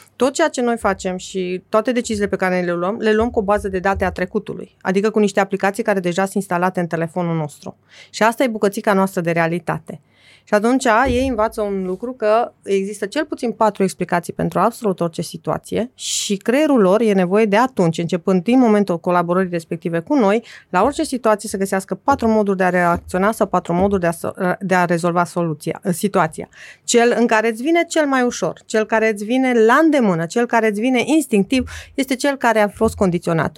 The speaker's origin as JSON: {"language": "Romanian", "region": "Transylvania", "country": "Romania", "tie": "born or raised there", "said": "m-am născut în Transilvania și în, în mijlocul țării"}